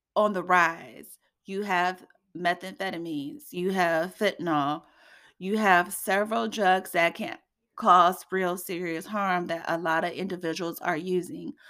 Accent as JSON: {"language": "English", "region": "Indiana", "country": "United States", "tie": "born or raised there", "said": "here in Indiana, in my hometown"}